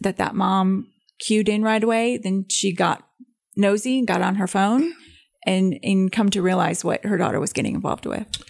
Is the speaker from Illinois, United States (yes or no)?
yes; Belvidere, Illinois, United States; my hometown of Belvedere, Illinois